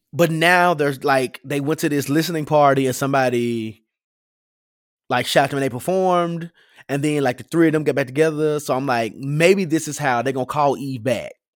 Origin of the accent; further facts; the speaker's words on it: Memphis, Tennessee, United States; I'm from Memphis and we do not play.